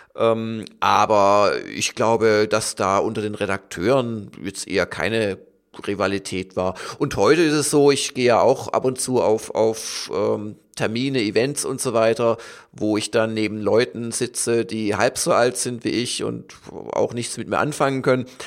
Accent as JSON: {"language": "German", "region": "Southern Germany", "country": "Germany", "said": "ich komme ja auch aus Süddeutschland"}